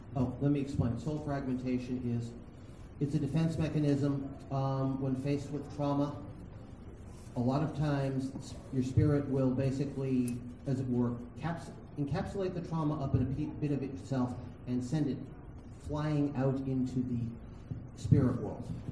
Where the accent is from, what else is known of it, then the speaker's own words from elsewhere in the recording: New England, United States; I'm from New England